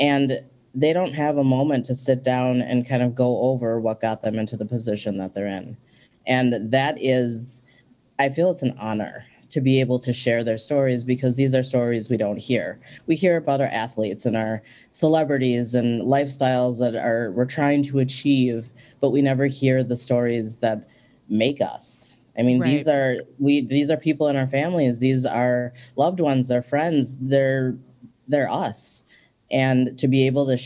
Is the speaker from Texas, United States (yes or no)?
no; St. Paul, Minnesota, United States; also born or lived in Ecuador; I was born in Ecuador, and I came to Minnesota to live with two white parents, and I was an only child. Hmm. And growing up in St. Paul